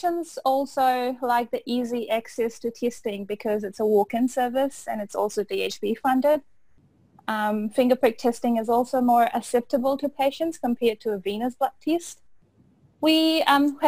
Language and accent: English; Fiji; also born or lived in Otago, New Zealand; now in Auckland, New Zealand; I am originally from Fiji and I completed my Bachelor of Pharmacy from Otago in 2009 before moving to Auckland to do my internship